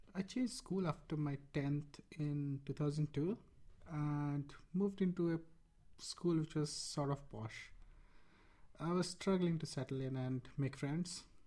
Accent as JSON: {"language": "English", "town": "Rourkela", "region": "Odisha", "country": "India", "tie": "born or raised there", "said": "I was born in Rourkela, India, and grew up in a cricket loving family."}